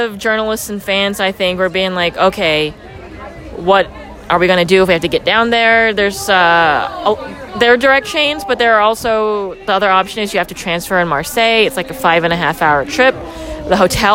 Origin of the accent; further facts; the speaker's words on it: United States; as an American